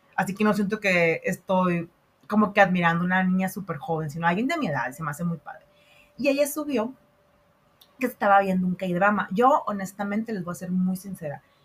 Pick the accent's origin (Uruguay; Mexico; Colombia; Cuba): Mexico